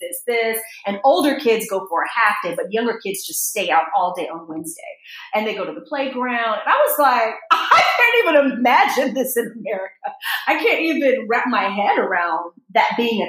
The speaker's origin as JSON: {"language": "English", "country": "United States", "said": "I'm so American in my mindset"}